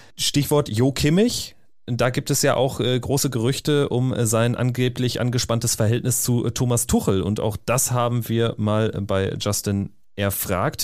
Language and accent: German; North Rhine-Westphalia, Germany; Und vor allen Dingen komme ich aus Westfalen